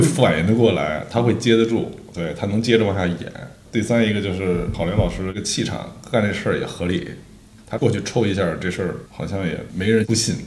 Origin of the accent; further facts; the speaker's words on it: Beijing, China; 我本身也是北京东北